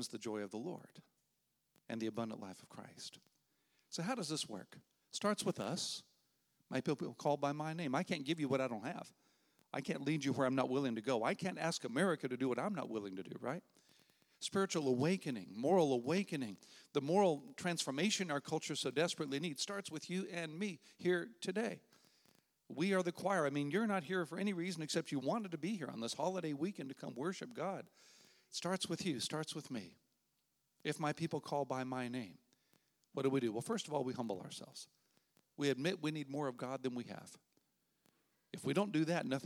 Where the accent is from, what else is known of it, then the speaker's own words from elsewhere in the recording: United States; being an American until I lived overseas when I was in college